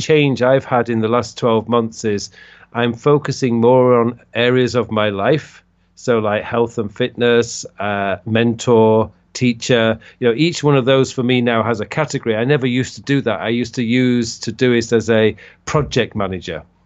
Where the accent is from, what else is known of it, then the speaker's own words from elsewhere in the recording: Leeds, Yorkshire and the Humber, United Kingdom; moved away as an adult; now in South Korea; I originally come from the U K, I come from Leeds